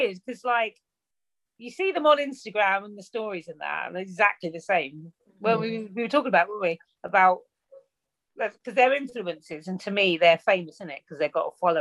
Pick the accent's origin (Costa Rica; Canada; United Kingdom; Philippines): United Kingdom; Luton, East of England; we're from Luton